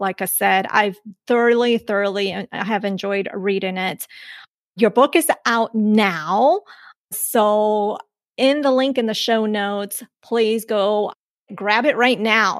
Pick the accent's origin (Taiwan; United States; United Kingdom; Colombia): Colombia; moved away; born outside of the country, I was born in Colombia, but I was born an American citizen